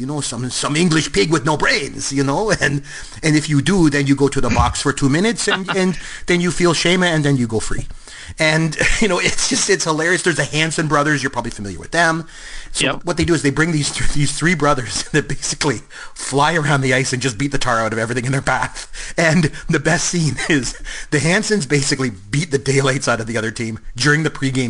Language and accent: English; Canada; I'm Canadian